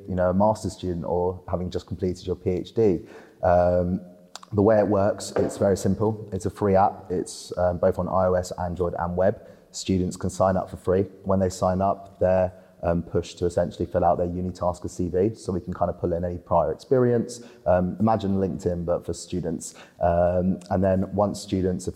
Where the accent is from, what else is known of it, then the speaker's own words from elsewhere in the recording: Spain; moved away; I grew up in Spain on a golf course